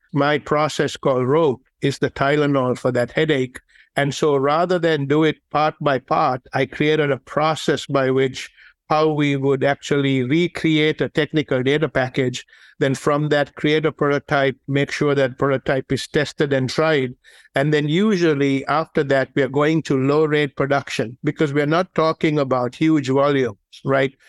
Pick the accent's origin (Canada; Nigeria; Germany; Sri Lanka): Sri Lanka; moved away; the game that I grew up playing in Sri Lanka was the game of cricket